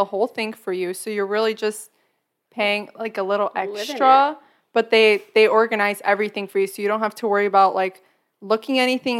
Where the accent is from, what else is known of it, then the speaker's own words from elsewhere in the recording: Chicago, Illinois, United States; we're from Chicago. Like, how bad could it be out there?